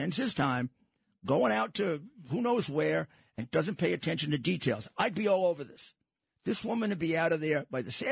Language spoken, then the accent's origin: English; New York City, New York, United States; growing up in Brooklyn